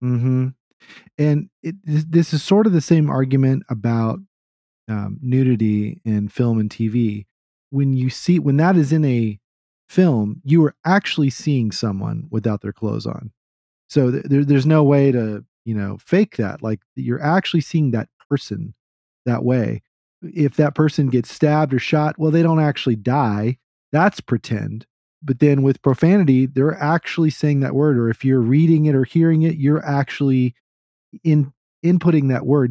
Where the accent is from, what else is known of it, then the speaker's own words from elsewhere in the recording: Texas, United States; I'm a Texan